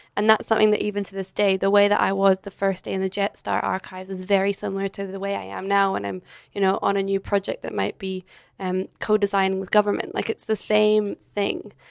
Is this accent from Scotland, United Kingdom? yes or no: yes; Edinburgh, Scotland, United Kingdom; moved away as an adult; now in Australia; I'm originally from Scotland. So I grew up in Edinburgh